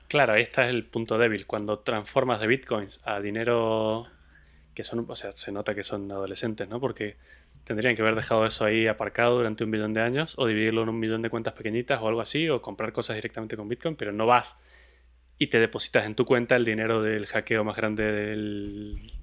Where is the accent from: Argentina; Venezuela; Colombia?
Argentina; Mendoza; de donde soy yo, de Mendoza, en Argentina